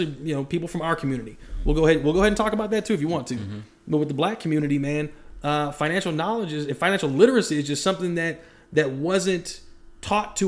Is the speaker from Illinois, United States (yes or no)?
no; Dayton, Ohio, United States; where I grew up in Ohio, it was a very industrial city. Mm-hmm. Dayton